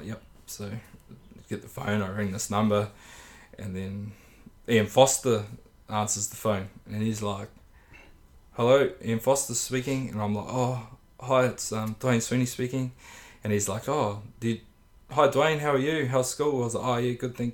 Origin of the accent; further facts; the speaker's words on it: Morrinsville, Waikato, New Zealand; also born or lived in Hamilton / Japan; I grew up in Morrinsville. I went to high school in Hamilton, at Hamilton Boys High.